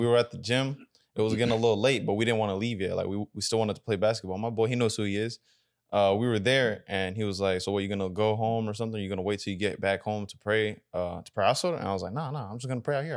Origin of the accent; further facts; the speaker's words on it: United States; we grew up in America